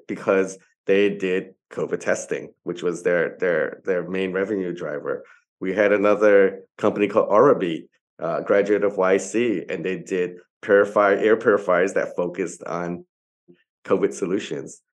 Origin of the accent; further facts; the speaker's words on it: New York, United States; now in Hong Kong; I'm originally from New York